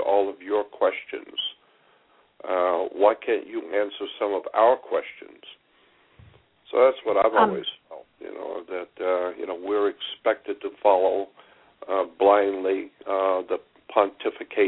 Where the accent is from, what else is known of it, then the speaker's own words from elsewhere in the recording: Pensacola, Florida, United States; grew up, born and raised in Pensacola, Florida, which is in the panhandle of Florida